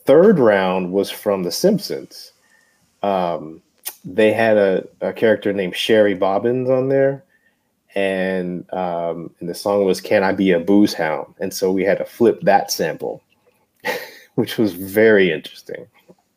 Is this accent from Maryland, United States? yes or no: no; Frankfort, Kentucky, United States; moved away as an adult; also born or lived in Lexington, Kentucky; now in San Antonio, United States; I'm from Lexington. I grew up in Frankfurt